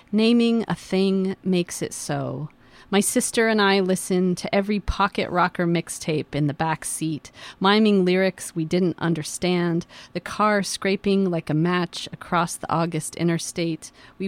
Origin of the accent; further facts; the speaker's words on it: Yakima, Washington, United States; I grew up in Yakima